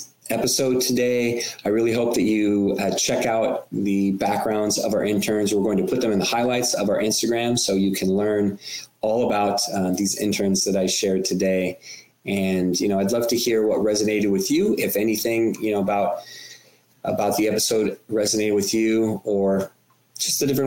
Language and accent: English; California, United States; California, my home state